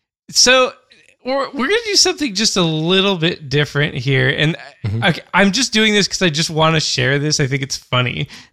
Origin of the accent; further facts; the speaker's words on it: California, United States; now in Brooklyn, United States; I'm originally from California, and I've been living in Brooklyn for 3 years now.